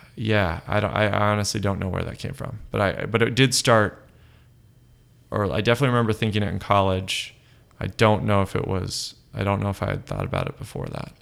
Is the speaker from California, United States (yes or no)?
yes; Los Angeles, California, United States; also born or lived in South Pasadena / Berkeley; now in San Francisco, United States; I grew up in Los Angeles proper, so sort of by Eagle Rock up in the hills there, and then we moved to South Pasadena